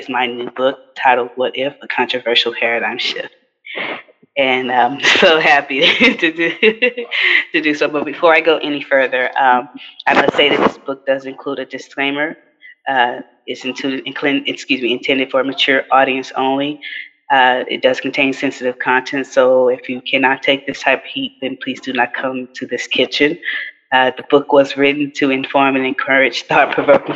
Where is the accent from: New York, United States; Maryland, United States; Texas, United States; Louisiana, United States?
Texas, United States; Houston; I'm from Fifth Ward, he's from Third Ward, and so we're right down the street from each other in Houston